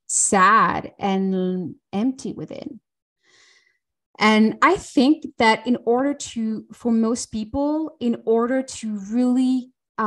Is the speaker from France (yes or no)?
yes; France; now in Switzerland; I'm French and I live in Switzerland.